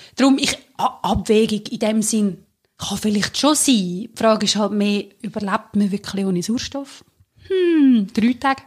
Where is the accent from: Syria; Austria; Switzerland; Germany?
Switzerland; Central Switzerland; wir sind ja beide aus der Zentralschweiz, also die Urschweiz